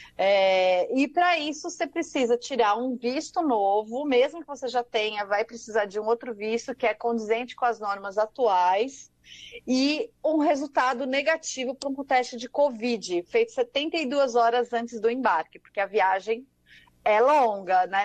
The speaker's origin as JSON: {"language": "Portuguese", "region": "São Paulo", "country": "Brazil", "tie": "born or raised there", "also_born_or_lived": "Saúde, São Paulo", "said": "bairro da Liberdade, onde eu cresci"}